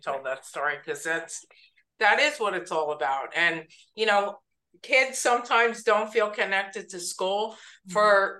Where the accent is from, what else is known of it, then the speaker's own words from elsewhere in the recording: New York, United States; moved away; I come from New York.